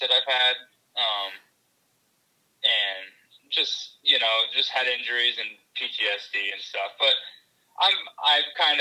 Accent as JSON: {"language": "English", "region": "Western New York", "country": "United States", "tie": "born or raised there", "also_born_or_lived": "Camp Pendleton, California / Charlotte, North Carolina", "moved": "as an adult", "lives_now": "Salisbury, United States", "said": "I grew up in Western New York, like a couple hours south of Buffalo"}